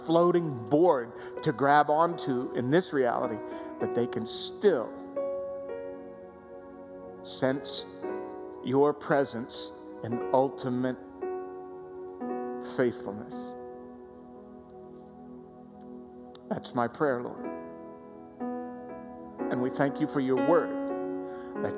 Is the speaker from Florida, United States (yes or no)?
yes; Florida, United States; I grew up in Florida